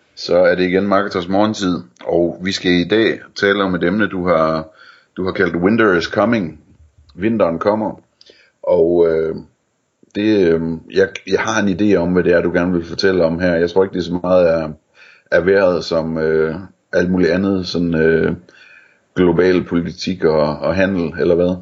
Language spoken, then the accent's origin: Danish; near Elling, North Denmark Region, Denmark; der, hvor jeg voksede op, der øh, lå der i nabolandsbyen øh, en fabrik, der hed Krudten, hvor de lavede ammunition øh, i Elling